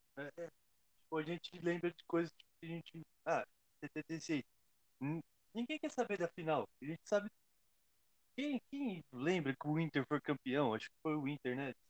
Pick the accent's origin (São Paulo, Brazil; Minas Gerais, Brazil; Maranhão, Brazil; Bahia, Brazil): São Paulo, Brazil; Diadema; Eu sou de Diadema, Estopim é aqui do lado da minha casa